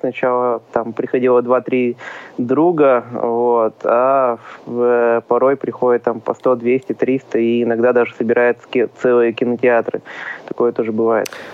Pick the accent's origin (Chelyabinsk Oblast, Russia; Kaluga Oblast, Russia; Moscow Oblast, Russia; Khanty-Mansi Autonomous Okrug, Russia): Khanty-Mansi Autonomous Okrug, Russia; Uray; now in Yekaterinburg, Russia; Родом я с Ханты-Мансийского автономного округа, из небольшого города Урай